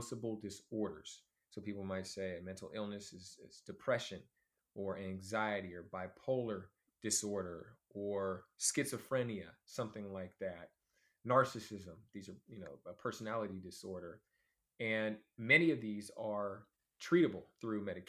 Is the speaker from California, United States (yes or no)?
yes; Oakland, California, United States; also born or lived in Alameda, California / Los Angeles, California; I'm from Oakland, California, as well as Alameda, two cities right next to each other